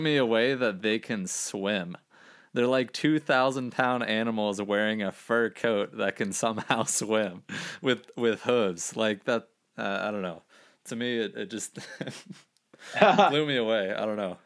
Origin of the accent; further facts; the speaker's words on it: Gainesville, Florida, United States; moved away; I'm from Gainesville, Florida, originally